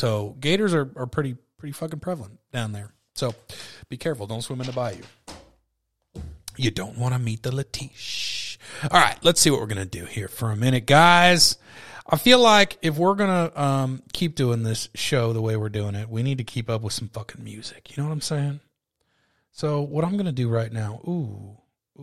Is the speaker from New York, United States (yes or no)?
no; California, United States; I'm from California.